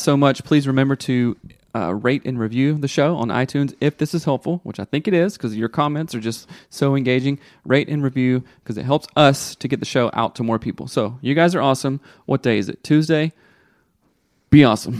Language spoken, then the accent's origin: English; the South, United States; growing up in the South